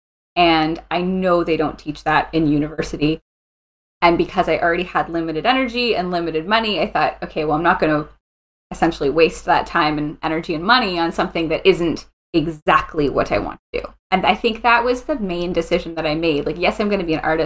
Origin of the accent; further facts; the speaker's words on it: St. Catharines, Ontario, Canada; moved away as an adult; also born or lived in France; now in Ottawa, Canada; I grew up in St. Catharines, so near Niagara Falls, Ontario.